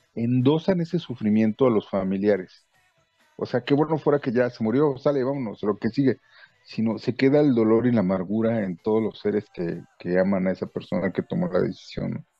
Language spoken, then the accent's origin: Spanish; Mexico; como mexicanos